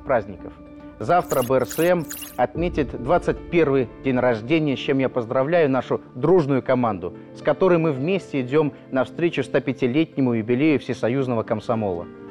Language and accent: Russian; Belarus; я, гражданин Республики Беларусь